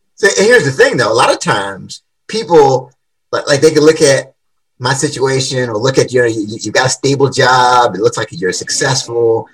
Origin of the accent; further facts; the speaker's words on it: Washington, District of Columbia, United States; So I grew up in Washington D.C. Yeah, born and raised